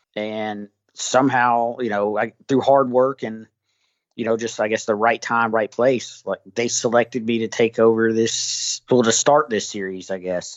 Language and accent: English; the South, United States; I'm from the South